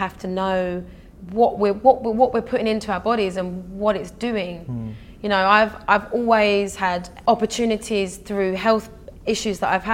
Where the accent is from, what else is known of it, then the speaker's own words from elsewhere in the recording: Essex, East of England, United Kingdom; also born or lived in London; So I grew up in Essex, and my school was very multicultural